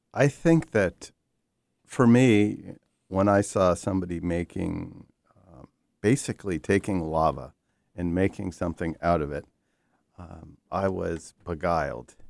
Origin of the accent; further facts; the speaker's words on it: New York, United States; I grew up in New York, I spent tremendous amount of time in the Catskills